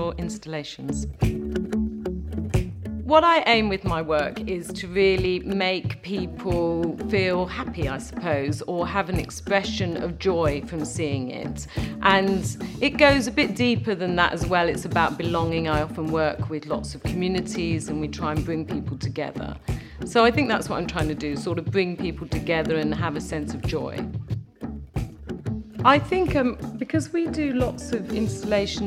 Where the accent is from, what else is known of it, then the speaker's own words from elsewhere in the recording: London, United Kingdom; I'm a Londoner, I've come from London all my life